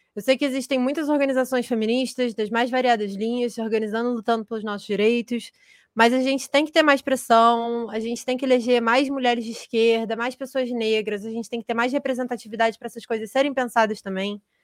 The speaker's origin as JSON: {"language": "Portuguese", "country": "Brazil", "said": "eu sou brasileira e americana"}